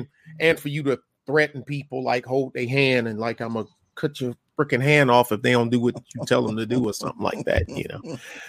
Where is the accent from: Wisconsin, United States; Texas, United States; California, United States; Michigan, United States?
Michigan, United States; Detroit; Like a back home from my hometown, Detroit.